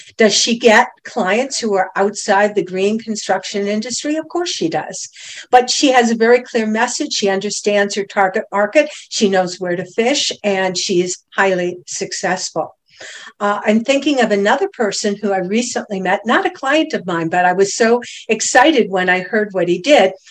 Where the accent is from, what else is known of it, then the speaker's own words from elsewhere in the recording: Cleveland, Ohio, United States; moved away as an adult; also born or lived in Boston; now in Stuart, United States; born and raised in Cleveland, Ohio